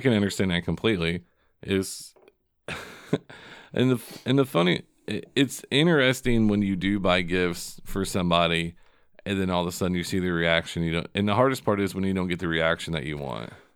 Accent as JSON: {"language": "English", "town": "Seymour", "country": "United States", "tie": "born or raised there", "said": "my hometown of Seymour"}